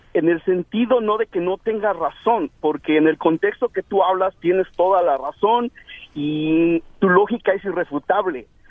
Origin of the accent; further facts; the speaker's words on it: Ecatepec, State of Mexico, Mexico; Yo soy de Guadalupe Victoria